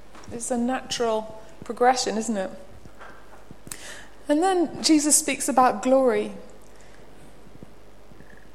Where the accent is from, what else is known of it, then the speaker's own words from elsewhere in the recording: Belfast, Northern Ireland, United Kingdom; moved away; I come from Belfast, Northern Ireland, and there's a street called the Newton Ards Road. We lived up near the top of it, had to come down it to go to art college